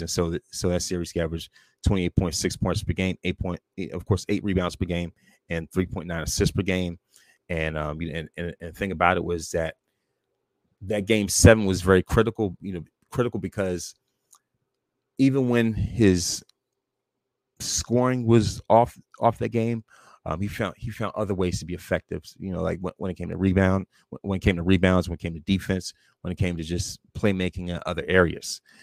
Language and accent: English; Prince George's County, Maryland, United States; also born or lived in Washington, D.C.; my family moved, uh, from D C t, um, to here in Prince George's County.